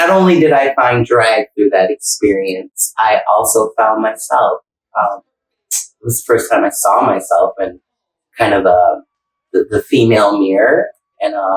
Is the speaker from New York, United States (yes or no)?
yes; Buffalo, New York, United States; moved away as an adult; now in Tampa, United States; I'm from Buffalo, working at Club Marcella